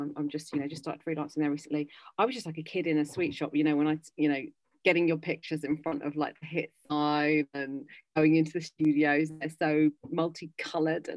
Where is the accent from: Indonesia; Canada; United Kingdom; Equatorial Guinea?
United Kingdom; London; moved away as an adult; I'm a Londoner, basically. I've lived always in London.